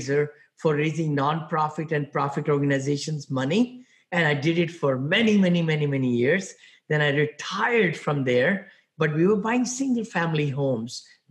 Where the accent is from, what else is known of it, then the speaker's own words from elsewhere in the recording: India; moved away as an adult; also born or lived in Ohio / San Francisco area, California; now in San Francisco, United States; I'm from India originally. I came out here about 40 some years back with $7